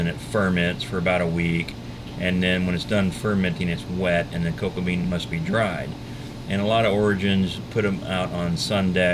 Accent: Texas, United States; I'm a Texan

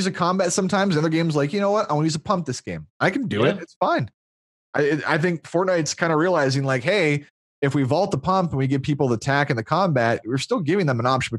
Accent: Iowa, United States; I'm from Iowa

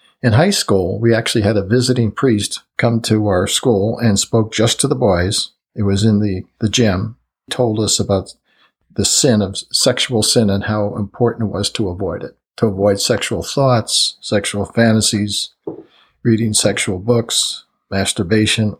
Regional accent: New Jersey, United States; also born or lived in Brooklyn, New York; I was born in Brooklyn in 1944. I was raised in New Jersey

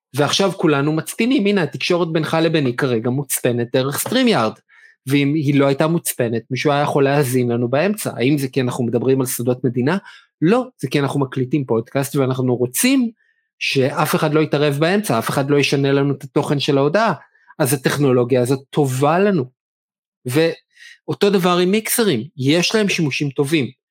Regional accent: Israel; לנו בתור ישראלים

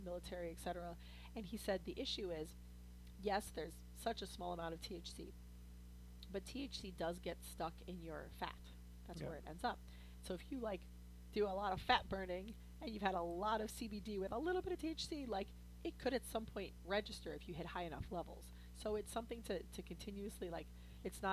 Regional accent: St. Louis, Missouri, United States; I'm from St. Louis.

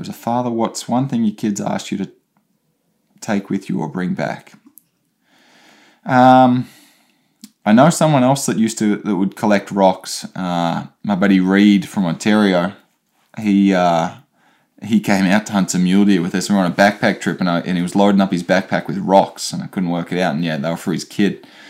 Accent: Australia; moved away; me being Australian, not used to the cold

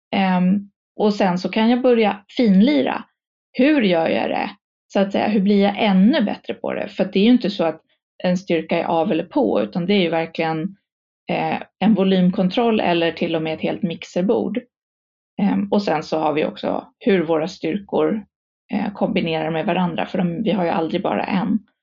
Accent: Stockholm, Stockholm County, Sweden; jag är stockholmare. Eh, born and raised

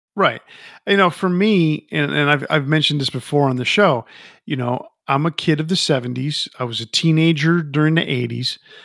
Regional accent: New York, United States; I grew up in New York City. Well, not New York City, but I grew up near New, New York City, um, in a, in a Latin family

